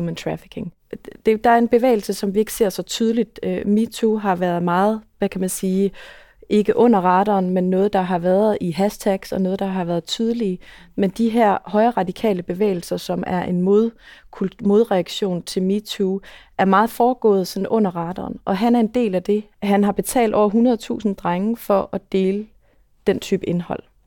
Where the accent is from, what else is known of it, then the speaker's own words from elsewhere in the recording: Aarhus, Central Denmark Region, Denmark; nu er jeg for eksempel fra Aarhus